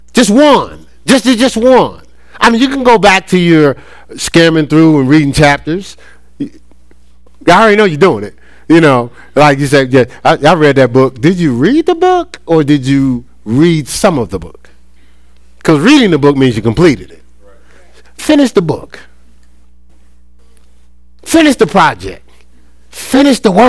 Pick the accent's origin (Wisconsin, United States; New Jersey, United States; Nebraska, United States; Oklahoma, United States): New Jersey, United States; Newark; moved away as an adult; also born or lived in Columbus, Ohio; now in Charlotte, United States; I'm from Newark, New Jersey